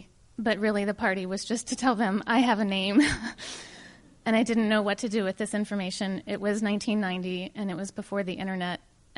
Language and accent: English; Richmond, Virginia, United States; I was born in July of 1969 in Richmond, Virginia.